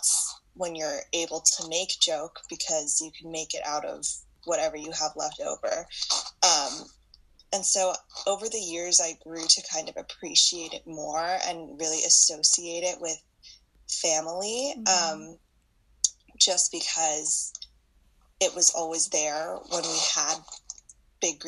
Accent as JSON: {"language": "English", "town": "Los Angeles", "region": "California", "country": "United States", "tie": "born or raised there", "said": "I was born and raised in Los Angeles"}